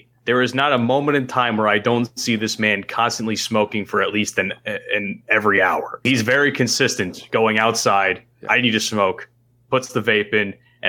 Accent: New Jersey, United States; I'm from New Jersey.

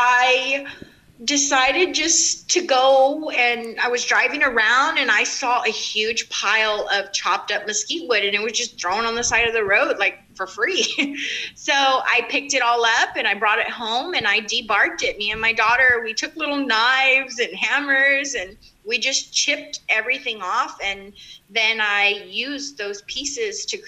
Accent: South Texas, United States; I grew up in South Texas

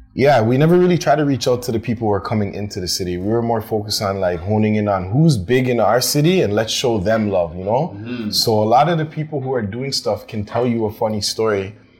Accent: Toronto, Ontario, Canada; I'm from Toronto

